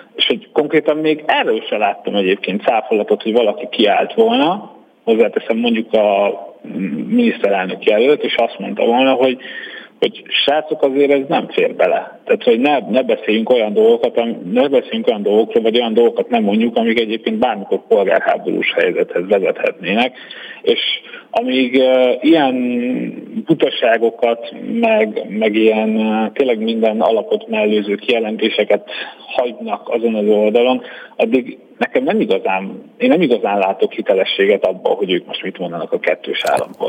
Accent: Hungary; moved away as an adult; now in Budapest, Hungary; én amielőtt felköltöztem Budapestre, kb. 8 percre laktam a felvidéki határtól, illetve én úgy nőttem fel

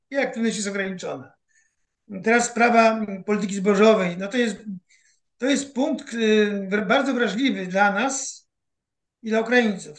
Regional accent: Poland

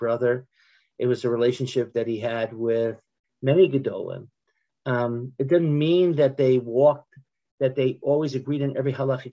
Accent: United States; moved away as an adult; now in Israel; I'm an American who made Aliyah.

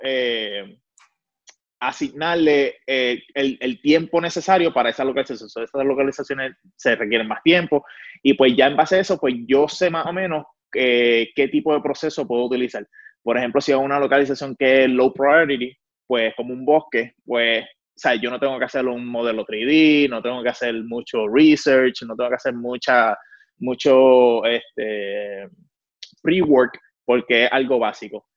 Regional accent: Puerto Rico; obviamente soy puertorriqueño

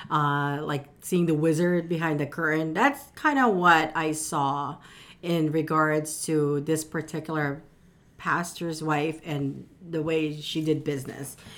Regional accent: Philippines; now in United States; I was born in the Philippines, but most of my family, immediate, are, are already here in the U S

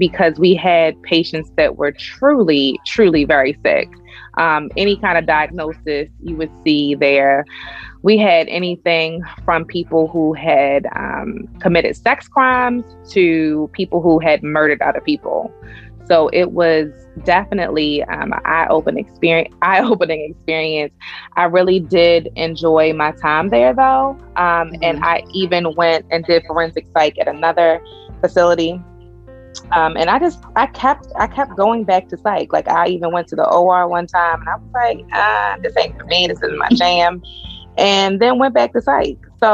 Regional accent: Pikesville, Maryland, United States; accent: Baltimore; I grew up in Pikesville, which is technically Baltimore County.

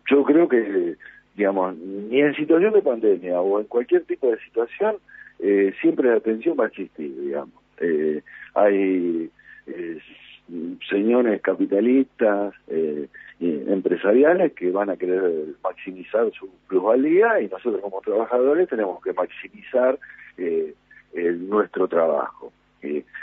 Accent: Argentina; del lado político y fundamentalmente del lado de los que nos convienen a nosotros como argentinos.

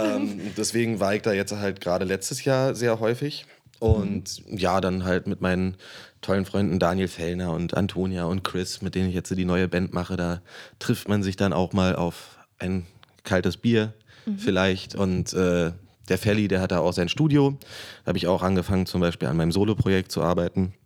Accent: Berlin, Germany; Ich bin born and raised. Ich bin im Krankenhaus Köpenick geboren und wohne hier hm. seit 30 Jahren

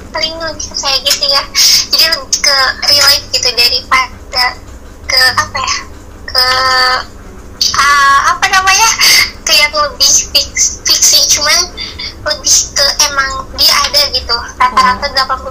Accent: Sukabumi, West Java, Indonesia; aku asal dari Sukabumi

